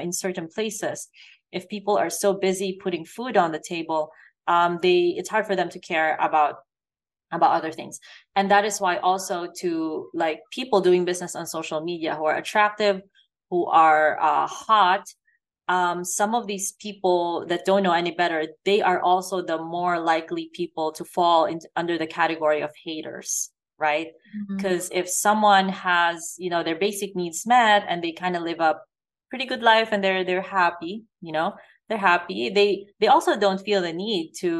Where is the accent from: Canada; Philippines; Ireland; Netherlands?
Philippines; moved away; I grew up in the Philippines, where obviously it's also a poor country